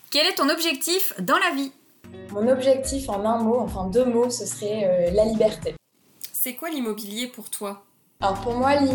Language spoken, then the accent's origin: French; Issoudun, Centre-Val de Loire, France; moi je suis née à Issoudun, c'est une toute petite ville dans le centre de la France en 1990, donc j'ai 31